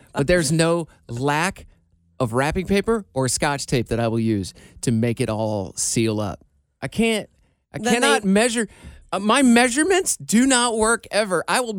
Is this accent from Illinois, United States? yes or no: no; Iowa, United States; moved away; my home state of Iowa.